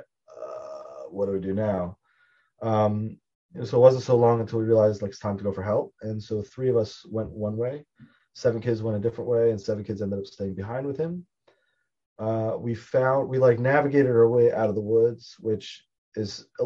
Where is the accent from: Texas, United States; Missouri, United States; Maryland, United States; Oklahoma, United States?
Maryland, United States; Baltimore; I'm from Baltimore originally